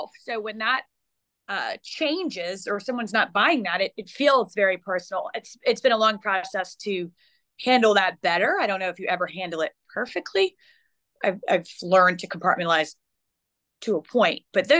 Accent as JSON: {"language": "English", "region": "South Carolina", "country": "United States", "tie": "born or raised there", "said": "I grew up in South Carolina, grew up a Clemson fan"}